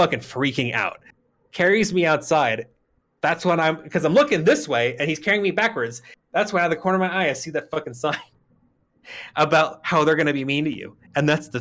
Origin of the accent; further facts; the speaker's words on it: Arizona, United States; I'm from Arizona